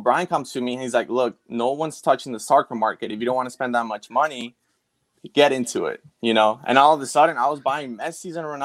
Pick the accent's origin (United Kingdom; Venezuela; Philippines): Venezuela; me being Venezuelan